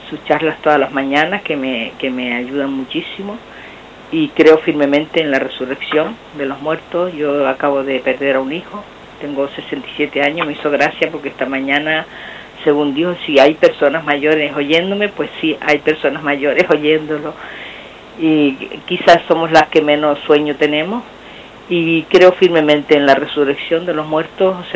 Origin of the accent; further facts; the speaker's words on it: Lugo, Galicia, Spain; de Lugo.